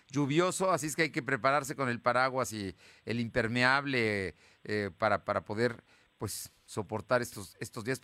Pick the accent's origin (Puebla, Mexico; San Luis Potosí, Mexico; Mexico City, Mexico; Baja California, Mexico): Puebla, Mexico; digo, soy poblano, aquí he vivido siempre